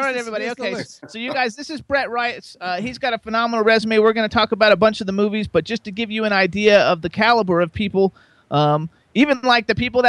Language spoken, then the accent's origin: English; West Palm Beach, Florida, United States; moved away as an adult; also born or lived in Jacksonville, Florida / Gainesville, Florida; now in Pennsylvania, United States; I grew up in West Palm Beach, and I went to high school in Jacksonville and college in Gainesville, so I'm like a native.